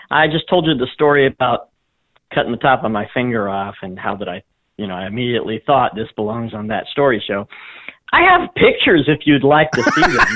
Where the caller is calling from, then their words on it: Springport, Indiana, United States; I'm calling from Springport, Indiana.